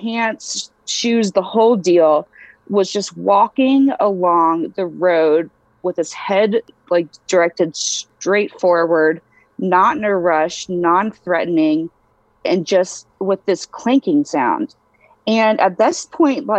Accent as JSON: {"language": "English", "region": "Eastern North Carolina", "country": "United States", "tie": "born or raised there", "said": "I was raised in Eastern North Carolina"}